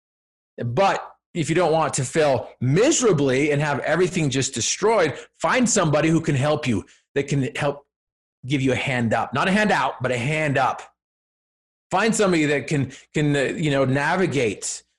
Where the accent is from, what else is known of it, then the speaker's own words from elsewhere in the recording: Cache Valley, Utah, United States; I'm from Cache Valley, up there where, you know, Utah State is